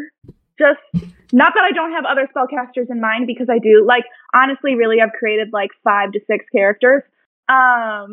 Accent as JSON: {"language": "English", "town": "Milwaukee", "region": "Wisconsin", "country": "United States", "tie": "born or raised there", "moved": "yes", "lives_now": "Washington, D.C., United States", "said": "I'm from Wisconsin, the Milwaukee area, like growing up and such"}